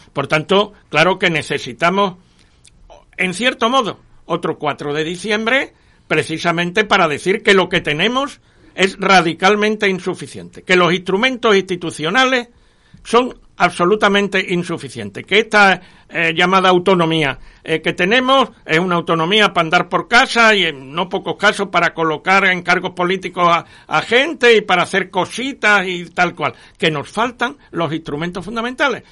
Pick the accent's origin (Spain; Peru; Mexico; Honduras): Spain; Andalusia; algunos andaluces